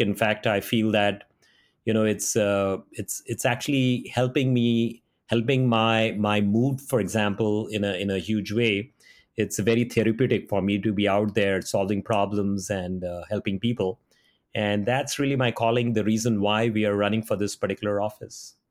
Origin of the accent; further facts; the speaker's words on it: Mumbai, Maharashtra, India; moved away as an adult; now in Silicon Valley, United States; From Bombay, India